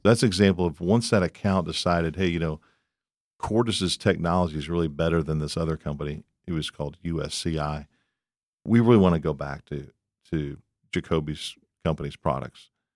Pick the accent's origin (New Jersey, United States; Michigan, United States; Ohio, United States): Ohio, United States; Columbus; moved away as an adult; also born or lived in Houston, Texas; now in Dallas, United States; I grew up in Columbus, Ohio